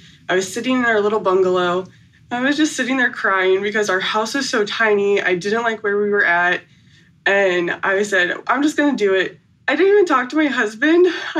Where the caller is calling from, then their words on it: South Bend, Indiana, United States; South Bend, Indiana.